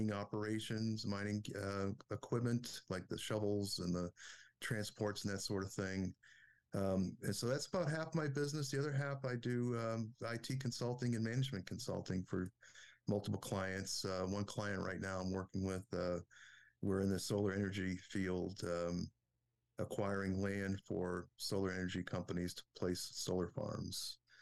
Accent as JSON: {"language": "English", "town": "Boston", "region": "Massachusetts", "country": "United States", "moved": "as an adult", "lives_now": "Waynesboro, United States", "said": "I'm originally from the Boston area"}